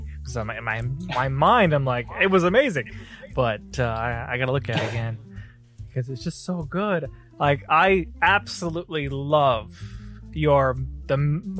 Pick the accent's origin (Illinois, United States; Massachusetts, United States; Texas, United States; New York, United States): Texas, United States; south of Austin; I sometimes tell people I'm from Austin because they know.